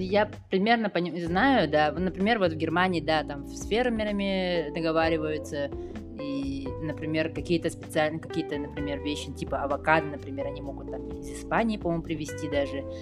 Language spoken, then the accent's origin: Russian; Yakutia, Sakha Republic, Russia; moved away as an adult; now in Berlin, Germany; я из Якутии